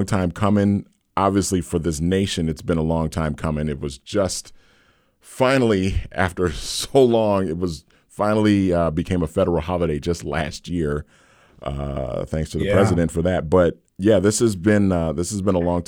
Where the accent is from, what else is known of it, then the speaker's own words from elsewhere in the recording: Twin Cities, Minnesota, United States; as a kid growing up in the Twin Cities.